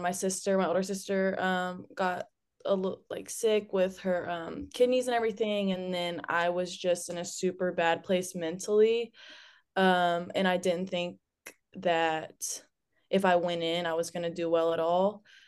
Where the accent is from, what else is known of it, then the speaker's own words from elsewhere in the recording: Douglasville, Georgia, United States; I'm from Douglasville, Georgia